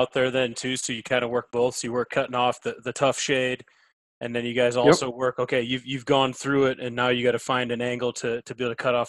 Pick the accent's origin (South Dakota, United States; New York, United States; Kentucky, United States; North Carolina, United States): South Dakota, United States; It was actually up in South Dakota where I grew up.